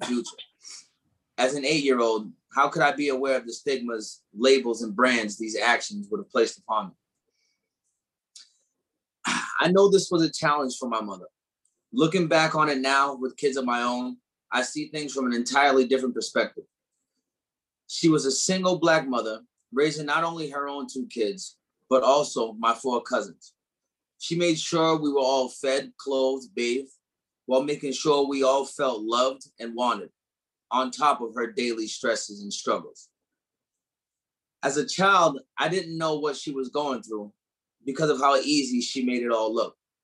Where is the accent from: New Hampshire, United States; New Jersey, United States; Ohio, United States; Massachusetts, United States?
New Hampshire, United States; also born or lived in Detroit, Michigan, United States; she moved us to Nashville, New Hampshire, the live free or die state